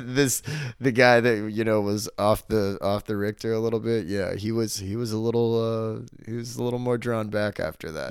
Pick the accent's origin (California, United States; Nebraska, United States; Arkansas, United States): Arkansas, United States; moved away; I'm from Arkansas.